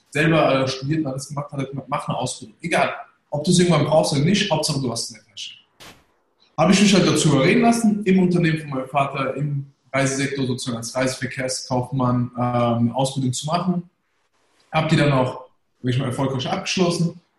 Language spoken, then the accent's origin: German; Germany; born there; also ich bin gebürtiger Deutscher, Sieht man ja. Deutscher.